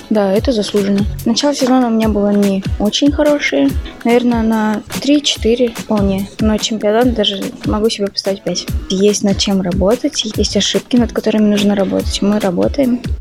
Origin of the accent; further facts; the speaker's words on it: Nizhny Tagil, Sverdlovsk Oblast, Russia; Родилась в Нижнем Тагиле